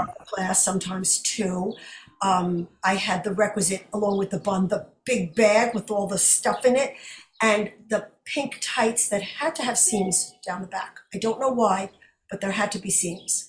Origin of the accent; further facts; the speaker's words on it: New York City, New York, United States; my hometown Brooklyn, is where I was raised, although not born